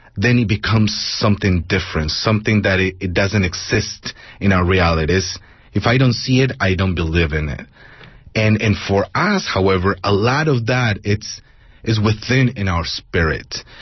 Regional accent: Mexico City, Mexico; moved away as an adult; also born or lived in Bay Area, California; now in San Jose, United States; I was born and raised in Mexico City and I came here when I was already a, um, a young adult.

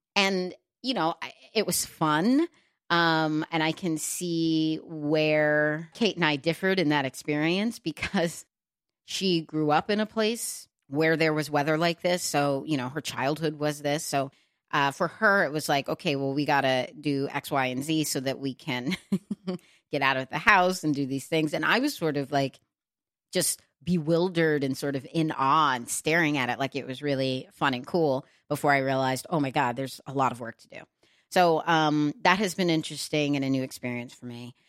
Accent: Texas, United States; moved away as an adult; also born or lived in New York City / Los Angeles, California; now in New Jersey, United States; I grew up in Texas

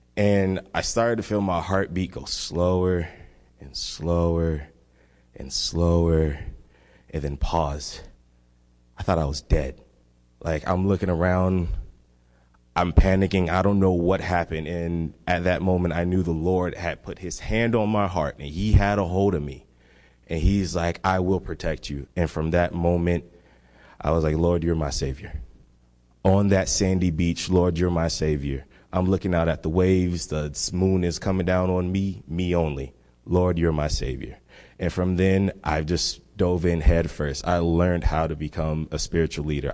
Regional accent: Miami, Florida, United States; I am from Miami, Florida. And Miami, one thing about Miami, it is w, one, less than one percent Christian. And I grew up in that kind of environment

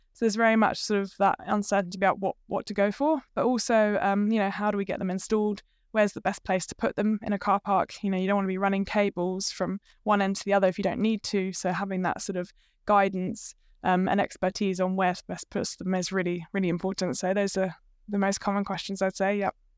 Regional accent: United Kingdom; moved away as an adult; also born or lived in London; now in Hamilton, New Zealand; I'm not actually from New Zealand originally. I'm from the U K, but I have married a Kiwi, so that's why I'm here.

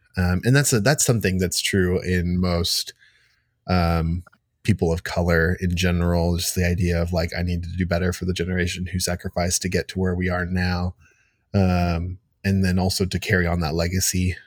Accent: United States; I was born here. I've lived here my entire life.

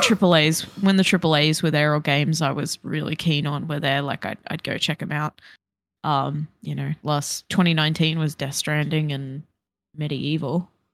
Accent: Brisbane, Queensland, Australia; born or raised there; moved away

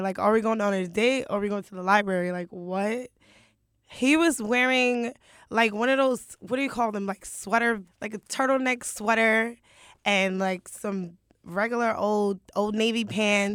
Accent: Brooklyn, New York, United States; also born or lived in Harlem; now in Queens, United States; I was born and raised in Brooklyn, but I live in Queens now.

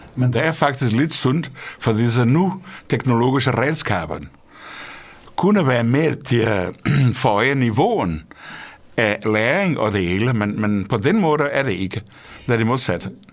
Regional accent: Portugal; Danish is a second language; moved away as an adult; now in Denmark; Portugal, hvor jeg kommer fra

